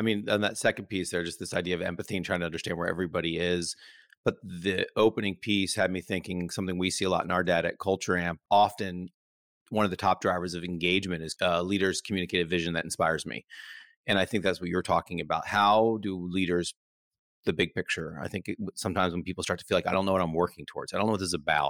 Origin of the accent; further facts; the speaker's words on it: United States; as an American that works for an Australian tech company.